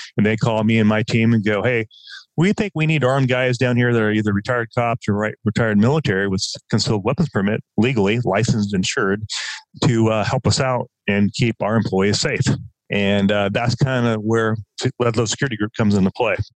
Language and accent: English; Southern Oregon, United States; moved away as an adult; also born or lived in Los Angeles, United States; now in Southern California, United States; I, I grew up in Southern Oregon.